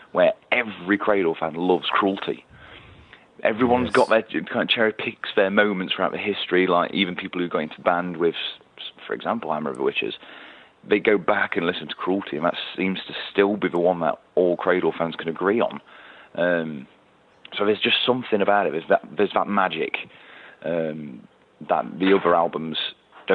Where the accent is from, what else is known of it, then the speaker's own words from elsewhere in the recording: Nottingham, East Midlands, United Kingdom; Nottingham Rock City, which is my hometown